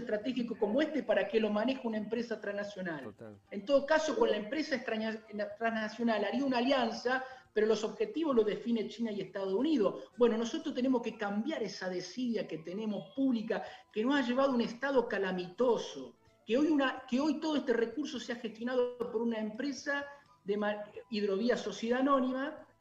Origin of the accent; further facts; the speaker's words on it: Santa Fe, Argentina; mi provincia de Santa Fe